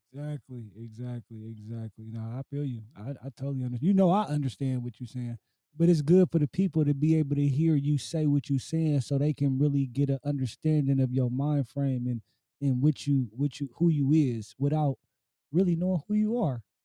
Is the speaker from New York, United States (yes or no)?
no; Oakland, California, United States; being an Oakland native because I'm born and raised in Oakland